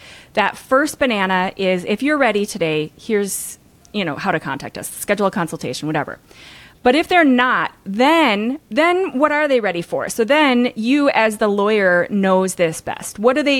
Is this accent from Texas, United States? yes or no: no; Minnesota, United States; But I grew up in Minnesota, so I have the long O kind of Canadian slightly sound thing too.